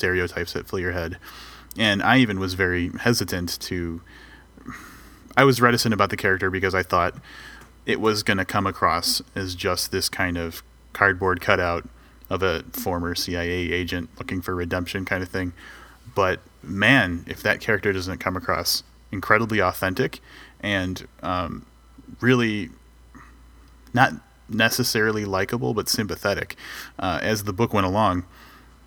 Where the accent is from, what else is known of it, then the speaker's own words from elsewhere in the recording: United States; as an American